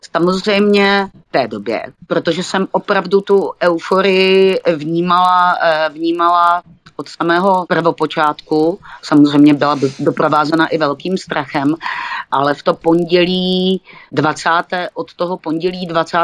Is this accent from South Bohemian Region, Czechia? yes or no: no; Olomouc, Olomouc Region, Czechia; tady u nás v Bolomouci